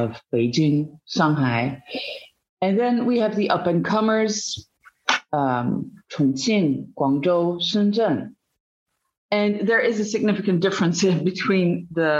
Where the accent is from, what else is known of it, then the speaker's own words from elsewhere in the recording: Belgium; moved away as an adult; also born or lived in Netherlands; now in China; I am Dutch. I grew up in Belgium